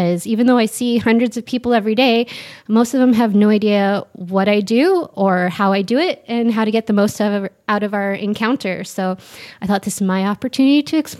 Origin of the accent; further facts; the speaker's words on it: Niagara region, Ontario, Canada; I'm born and raised in Canada, in the Niagara region. So I grew up pretty close to the border.